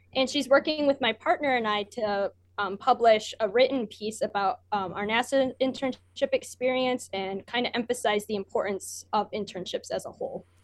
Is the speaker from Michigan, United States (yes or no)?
yes; Michigan, United States; I'm from Michigan.